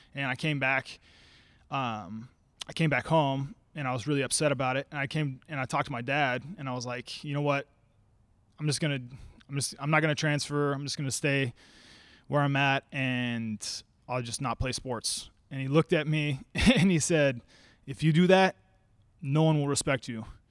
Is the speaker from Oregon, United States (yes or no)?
yes; Salem, Oregon, United States; also born or lived in Eugene, Oregon; I'm from Salem. I went to U of O for, for four years, but then I came back